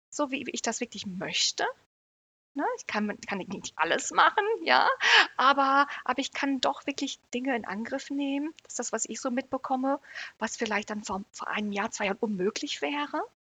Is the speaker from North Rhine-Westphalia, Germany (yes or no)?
yes; Herford, North Rhine-Westphalia, Germany; Ich komme aus Herford, ist wahrscheinlich auch gar nicht so mhm. bekannt, in der Nähe von Hannover, in äh, Ostwestfalen-Lippe.